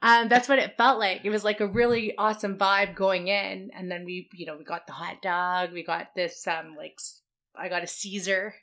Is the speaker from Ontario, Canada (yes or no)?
no; Vancouver, British Columbia, Canada; We're two Asians born and raised in Vancouver.